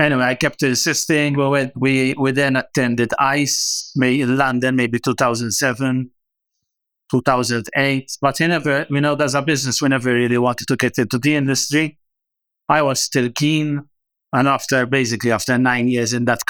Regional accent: Malta; I actually always wanted to travel and leave, get out of Malta

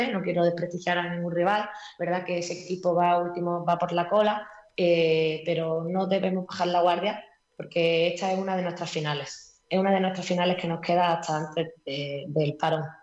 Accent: Málaga, Andalusia, Spain; Como buena malagueña.

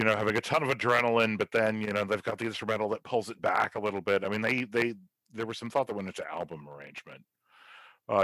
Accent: West Kentucky, United States; me in West Kentucky

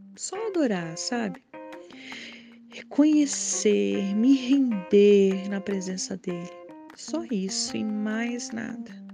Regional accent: Brasília, Federal District, Brazil; sou daqui de Brasília

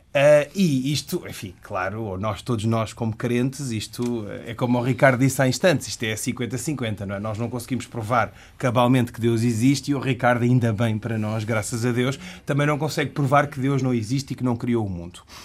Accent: Portugal; Eu, como ocidental, como português, que professa a religião islâmica

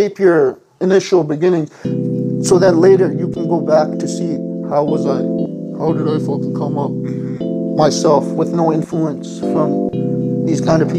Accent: Calgary, Alberta, Canada; I was born and raised in Calgary. I was born at Peter Lougheed.

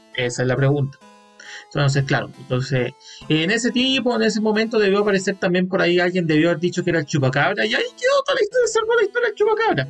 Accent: Calama, Antofagasta, Chile; en la ciudad de Galama, de donde vengo

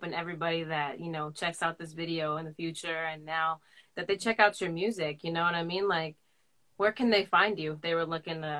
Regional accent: San Francisco, California, United States; also born or lived in Seattle; That's where I'm from. I'm from San Francisco.

